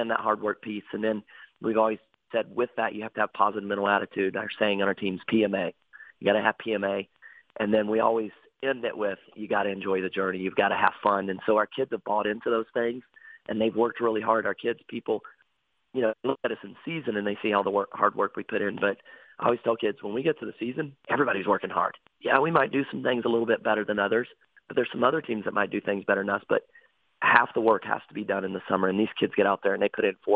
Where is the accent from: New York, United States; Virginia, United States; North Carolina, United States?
North Carolina, United States; moved away as an adult; now in Detroit Lakes, United States; I'm actually from North Carolina